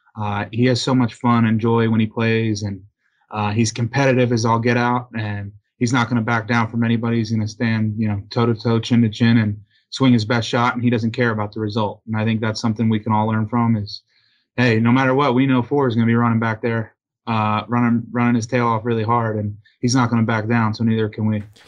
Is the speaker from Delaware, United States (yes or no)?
yes; Delaware, United States; moved away; Autism Delaware, uh, is a great organization in my hometown